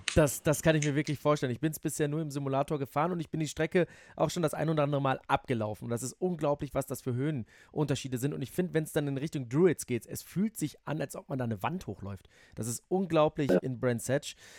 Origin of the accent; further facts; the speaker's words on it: Netherlands; now in Germany; Weil ich bin in den Niederlanden auf Ovalen aufgewachsen